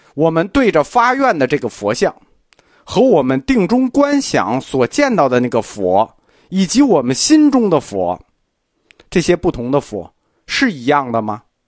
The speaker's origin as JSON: {"language": "Chinese", "country": "China", "said": "我们中国人"}